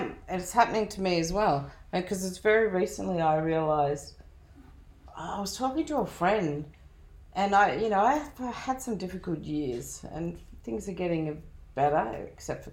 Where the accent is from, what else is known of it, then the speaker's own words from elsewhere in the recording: Australia; Yes, I'm Australian. I'm probably a convict.